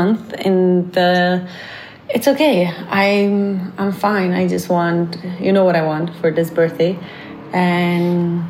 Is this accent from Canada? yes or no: yes; Canada; I'm so Canadian